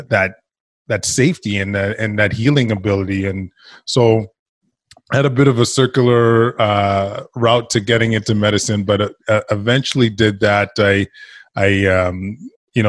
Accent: Edmonton, Alberta, Canada; I grew up in Edmonton, Alberta, Canada from immigrant parents from Ghana

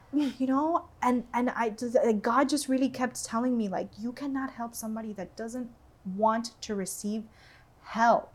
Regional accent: Doral, Florida, United States; also born or lived in Venezuela; I grew up in Doral

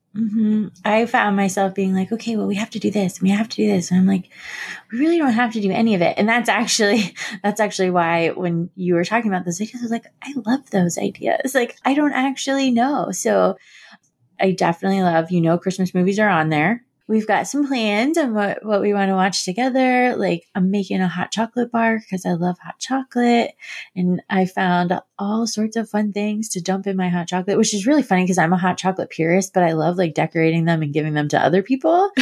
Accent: Florida, United States; moved away; when I was growing up in Florida

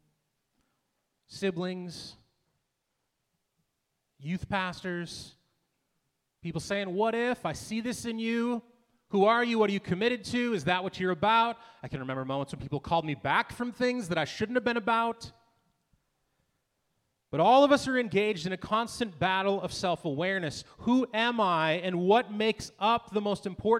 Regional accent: Manville, United States; I come from Manville

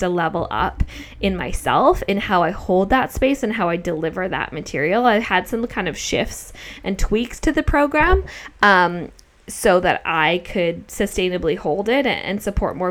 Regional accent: Australia; Like we're Australian, but I feel more connection to Australia

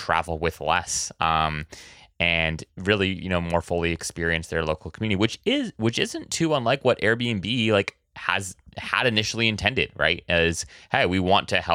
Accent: Oahu, Hawaii, United States; moved away as an adult; I was actually born and raised on Oahu

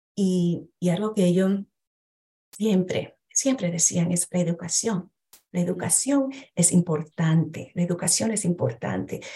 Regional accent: New York, United States; yo nací en este país, eh, soy primer generación dominicana, nací, me crié en Nueva York

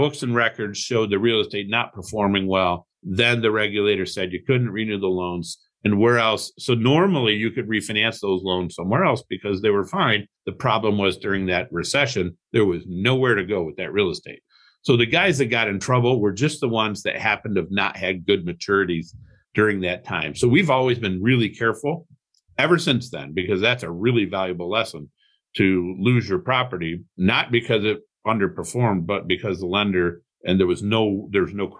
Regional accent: Toledo, Ohio, United States; also born or lived in Cleveland, Ohio; I grew up in Toledo, Ohio. Moved to Cleveland in 1991

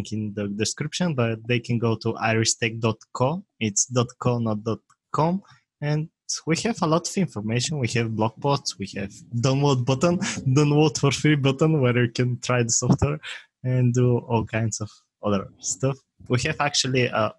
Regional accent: Bulgaria; English is a second language; it's a small country in Europe

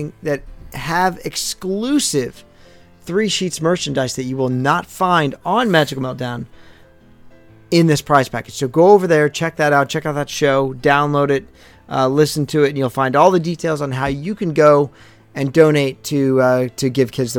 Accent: St. Louis, Missouri, United States; now in New Jersey, United States; growing up in St. Louis.

